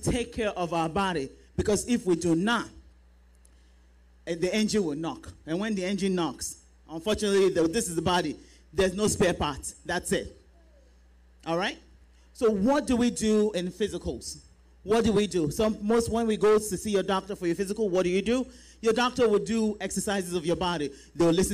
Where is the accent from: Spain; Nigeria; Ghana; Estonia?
Nigeria; now in United States; we are Nigerian women.